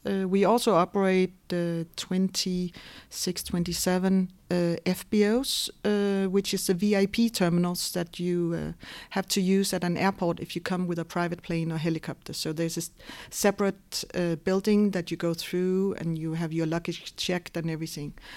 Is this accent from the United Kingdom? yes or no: no; Denmark; moved away as an adult; now in Luxembourg; I was born and raised in Denmark